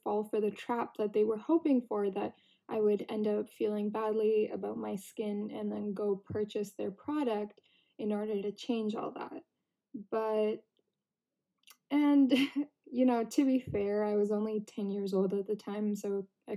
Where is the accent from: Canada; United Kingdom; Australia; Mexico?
Canada; when I was growing up in Canada